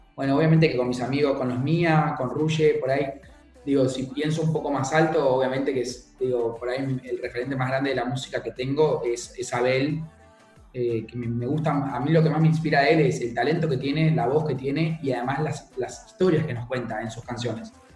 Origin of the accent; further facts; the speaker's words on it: Mallorca, Balearic Islands, Spain; now in England, United Kingdom; soy de Mallorca, pero vivo en Inglaterra